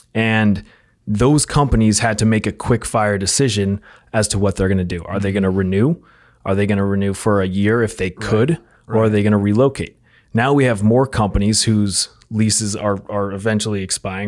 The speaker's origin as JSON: {"language": "English", "region": "outside New York City", "country": "United States", "tie": "born or raised there", "said": "I grew up outside New York City"}